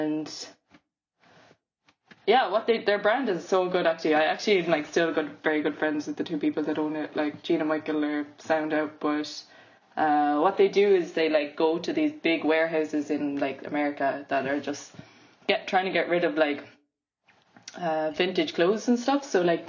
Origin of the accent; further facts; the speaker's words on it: Cork, Munster, Ireland; also born or lived in Limerick / London; Grew up in Cork, then did BA in fashion, Limerick School of Art and Design